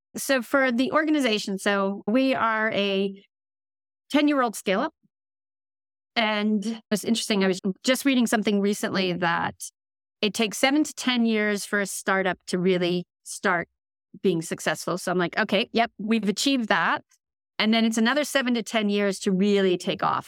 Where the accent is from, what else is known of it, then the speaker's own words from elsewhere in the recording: United States; moved away as an adult; now in London, United Kingdom; I'm an American, at this stage, tech executive. I've been in London now for almost eleven years